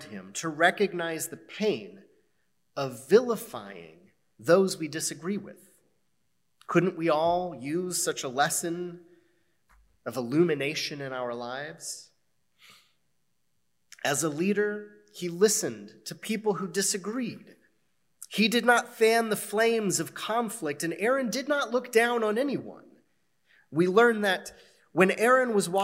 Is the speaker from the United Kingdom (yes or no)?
no; United States; As American Jews